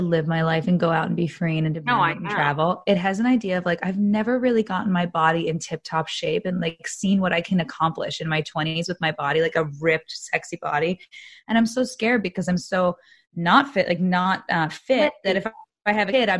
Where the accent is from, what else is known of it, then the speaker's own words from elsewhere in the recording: New Jersey, United States; I was like fresh from New Jersey.